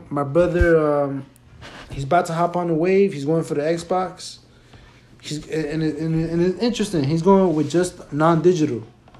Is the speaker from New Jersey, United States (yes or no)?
yes; Paterson, New Jersey, United States; We're all born and raised in Patterson. Some of us moved out of Patterson, but we basically in Patterson all the time.